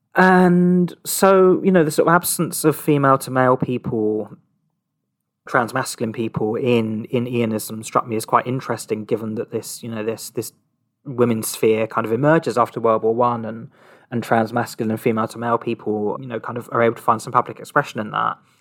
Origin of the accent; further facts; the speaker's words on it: Surrey, South East England, United Kingdom; moved away; also born or lived in Brighton / London; my, my hometown, uh, it's a small town in Surrey